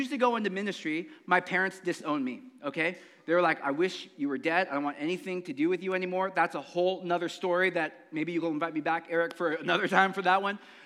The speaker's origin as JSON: {"language": "English", "town": "San Jose", "region": "California", "country": "United States", "tie": "born or raised there", "said": "I grew up in Eastside San Jose"}